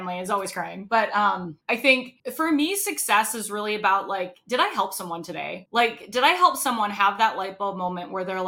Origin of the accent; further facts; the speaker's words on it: Rhode Island, United States; moved away; I'm originally from Rhode Island